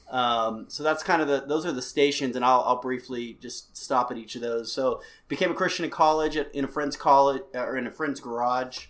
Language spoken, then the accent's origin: English; United States; also born or lived in Albuquerque; I'm an American